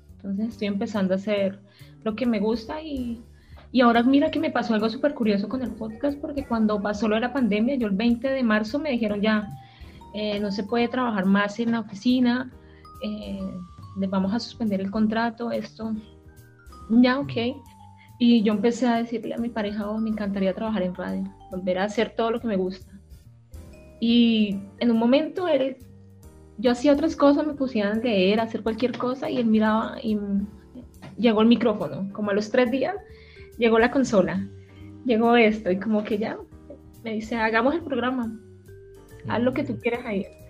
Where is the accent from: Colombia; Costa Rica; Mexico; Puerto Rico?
Colombia; Cali, Valle del Cauca; moved away as an adult; now in Chile; yo soy colombiana, soy caleña